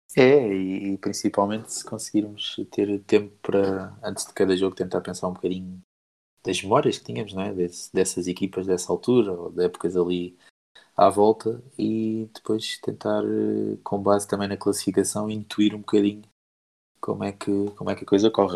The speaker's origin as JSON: {"language": "Portuguese", "town": "Faro", "region": "Algarve", "country": "Portugal", "said": "eu sou de Faro"}